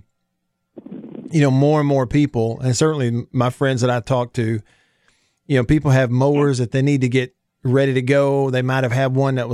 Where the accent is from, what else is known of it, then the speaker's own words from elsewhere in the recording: Alabama, United States; I grew up born and raised in Alabama